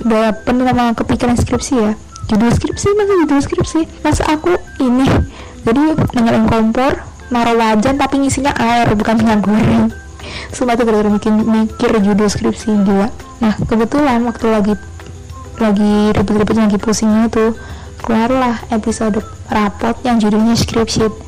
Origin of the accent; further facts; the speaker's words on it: Surabaya, East Java, Indonesia; asalku dari Surabaya